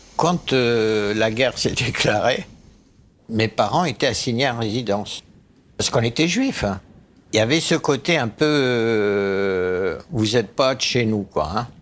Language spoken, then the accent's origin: French; Egypt; moved away; Je suis né en Égypte